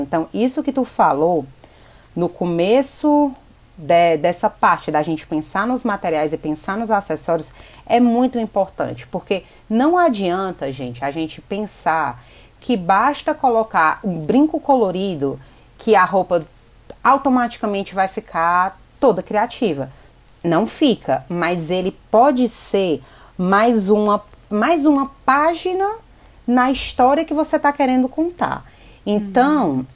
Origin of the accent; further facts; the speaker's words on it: Fortaleza, Ceará, Brazil; moved away as an adult; now in São Paulo, Brazil; eu sou cearense, nascida em Fortaleza, mas hoje eu moro aqui em São Paulo